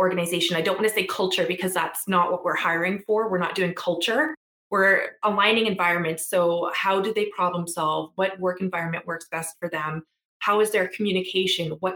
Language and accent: English; Treaty 6 and Treaty 8 territories, Alberta, Canada; also born or lived in Edmonton, Canada; I am proudly from Treaty 6 and Treaty 8 territories, and I currently live in Beaver Hills House, which is also known as Edmonton.